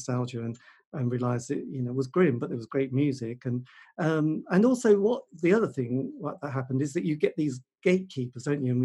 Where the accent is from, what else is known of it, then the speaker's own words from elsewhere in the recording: Norwich, East of England, United Kingdom; I'm from Norwich, there you go, a fine city